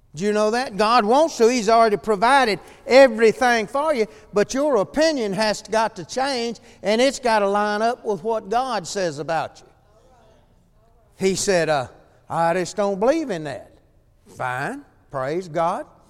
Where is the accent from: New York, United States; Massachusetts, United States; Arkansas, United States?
Arkansas, United States; El Dorado; I grew up here in El Dorado